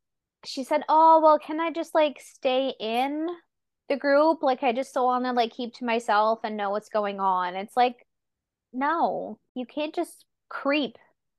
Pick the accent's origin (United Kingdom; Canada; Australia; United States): Canada; Nova Scotia; moved away; I'm originally from Nova Scotia, 3 hours from Halifax and a small French Acadian town.